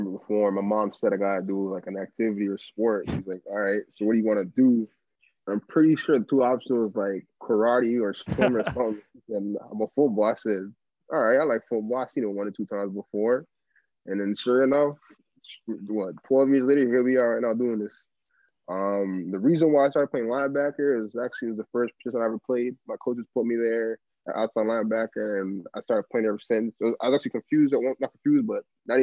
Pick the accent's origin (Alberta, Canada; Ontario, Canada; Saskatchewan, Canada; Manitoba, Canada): Ontario, Canada; Toronto; I'm from Toronto